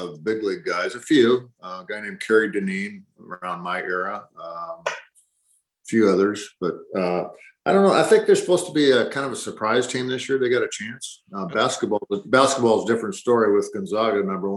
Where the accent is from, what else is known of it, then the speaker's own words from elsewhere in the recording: San Diego, California, United States; I grew up in San Diego as a Dodger fan